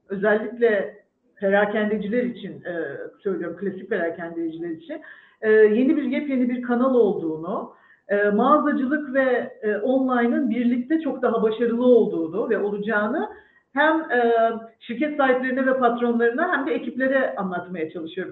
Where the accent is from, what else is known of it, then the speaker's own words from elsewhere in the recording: İzmir, Turkey; moved away as an adult; now in Istanbul, Turkey; İzmirliyim, karşıya kalayım. Bornova Vandal Sesi mezunuyum.